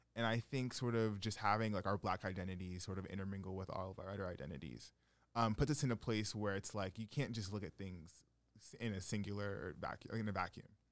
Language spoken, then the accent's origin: English; Stamford, Connecticut, United States; growing up in Fairfield County